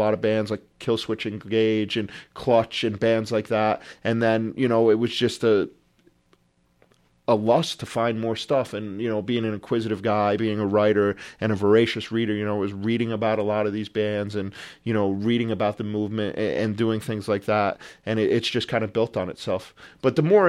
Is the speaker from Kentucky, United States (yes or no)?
no; Rhode Island, United States; moved away as an adult; also born or lived in New Jersey; growing up in Rhode Island